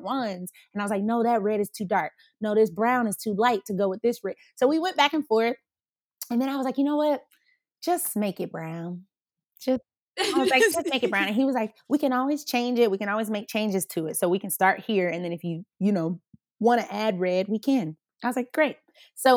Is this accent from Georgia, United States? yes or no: yes; Atlanta, Georgia, United States; also born or lived in Colorado; growing up in Atlanta